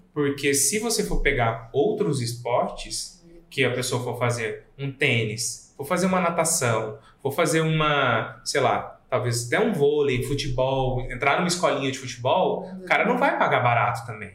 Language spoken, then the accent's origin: Portuguese; Goiânia, Goiás, Brazil; moved away as an adult; now in Rio Grande do Sul, Brazil; Eu não sou daqui, eu sou nascido em Goiânia, moro aqui tem nove anos